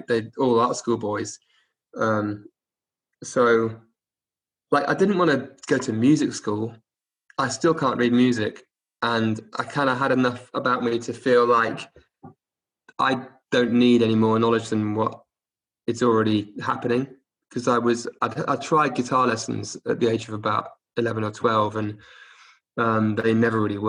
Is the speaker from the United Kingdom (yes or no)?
yes; Oxford, South East England, United Kingdom; also born or lived in Cardiff; I was born in Cardiff, but I grew up in Oxford from the age of one, like 18 months